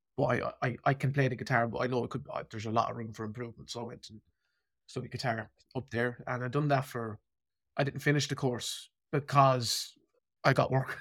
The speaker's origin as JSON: {"language": "English", "town": "Birr", "region": "County Offaly", "country": "Ireland", "tie": "born or raised there", "said": "I kinda remember growing up in Borough"}